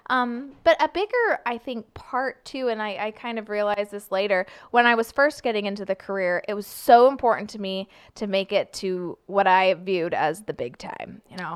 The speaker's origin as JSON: {"language": "English", "town": "Sunnyvale", "region": "California", "country": "United States", "also_born_or_lived": "Portland, Oregon", "moved": "as an adult", "lives_now": "St. Louis, United States", "said": "I'm from Sunnyvale, California"}